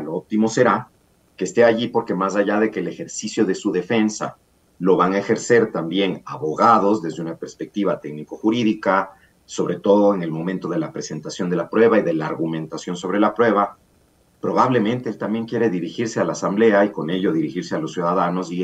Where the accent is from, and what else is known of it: Ecuador